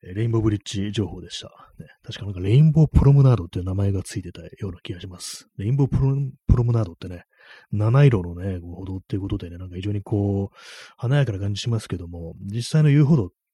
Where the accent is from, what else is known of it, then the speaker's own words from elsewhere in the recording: Tokyo, Japan; 私東京生まれ